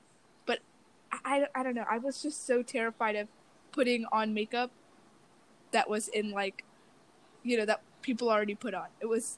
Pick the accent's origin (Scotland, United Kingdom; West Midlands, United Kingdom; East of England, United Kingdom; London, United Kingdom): London, United Kingdom; born there; That is true. I was born in London.